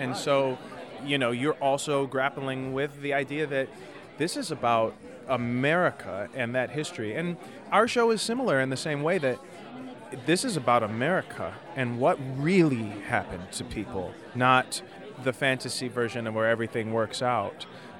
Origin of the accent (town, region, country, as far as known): Detroit, Michigan, United States